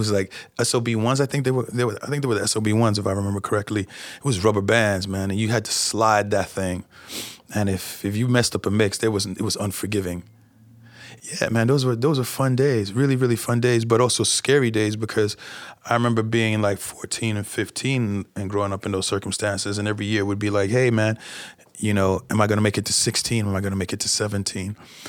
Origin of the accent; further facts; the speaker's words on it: New York, United States; I know I should be accustomed to it since I am from New York